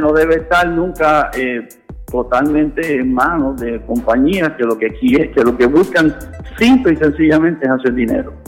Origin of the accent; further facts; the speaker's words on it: Puerto Rico; yo soy producto de Puerto Rico